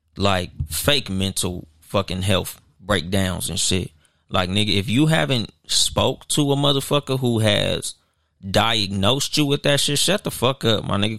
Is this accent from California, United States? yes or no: yes; Compton, California, United States; in the hood, like, I'm from Compton